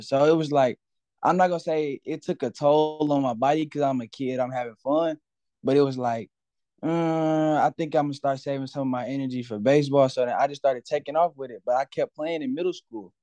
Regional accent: Cedar Hill, Texas, United States; I'm from Cedar Hill, Cedar Hill, Texas, born and raised

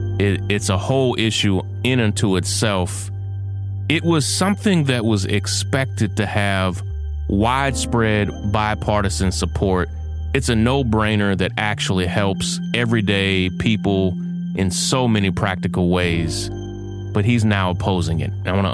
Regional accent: Kentucky, United States; Mitch McConnell, lifelong Republican from my home state of Kentucky

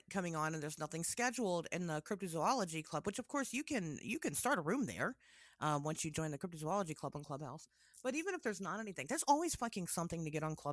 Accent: Tennessee, United States; I'm from Tennessee.

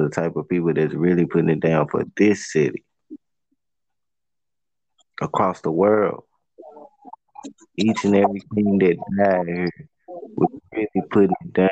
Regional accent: Memphis, Tennessee, United States; the part of the city that I'm from. I'm from Southland

